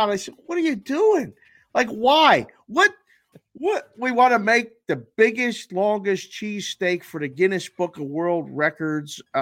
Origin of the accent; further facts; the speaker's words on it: Pennsylvania, United States; I remind everybody I'm from Western Pennsylvania